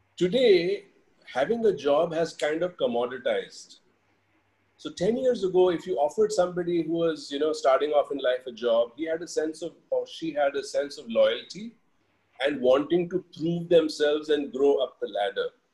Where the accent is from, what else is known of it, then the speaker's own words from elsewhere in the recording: India; moved away as an adult; also born or lived in Australia; being Indian and being in our country